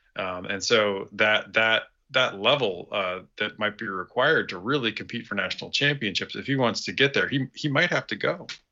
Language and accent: English; Wyoming, United States; I'm from Wyoming